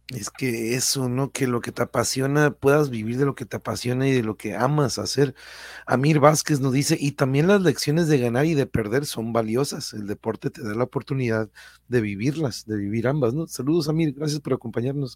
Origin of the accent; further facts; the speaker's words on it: Tijuana, Baja California, Mexico; accent: norteño; also born or lived in Mexico City; yo soy born in raised de aquí de Tijuana